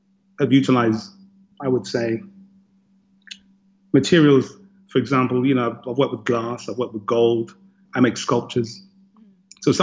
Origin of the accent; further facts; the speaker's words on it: London, United Kingdom; moved away as an adult; now in Madison, United States; I was born and raised in London